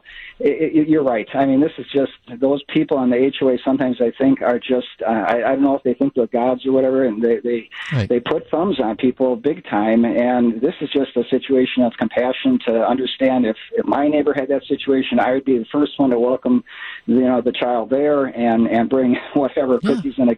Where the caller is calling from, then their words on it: San Tan Valley, Arizona, United States; also born or lived in Wisconsin; We are in Santan Valley, a little bit in the East Valley.